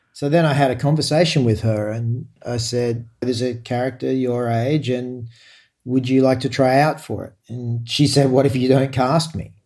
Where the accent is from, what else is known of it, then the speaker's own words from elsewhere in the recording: Australia; as an Australian